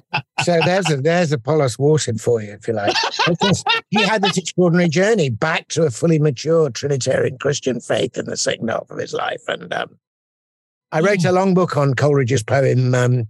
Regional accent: England, United Kingdom; as an Englishman listening to this in, you know, our rainy streets

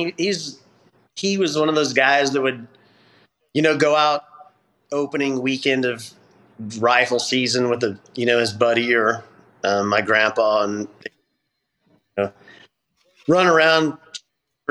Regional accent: Northwest Kansas, United States; I grew up in Northwest Kansas.

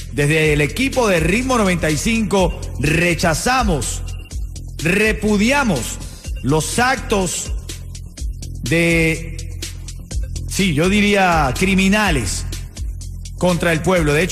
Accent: Venezuela; moved away; En mi caso, como venezolano, me uno al sentimiento del hermano cubano el día de hoy.

